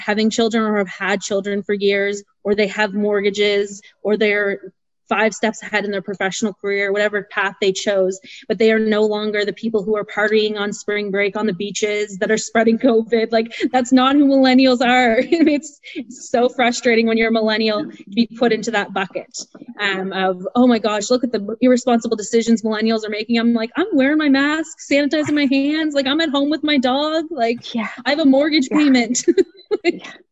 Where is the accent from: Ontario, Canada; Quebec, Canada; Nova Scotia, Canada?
Nova Scotia, Canada; moved away as an adult; also born or lived in Calgary; I moved back to Nova Scotia 2 years ago. I grew up here in Nova Scotia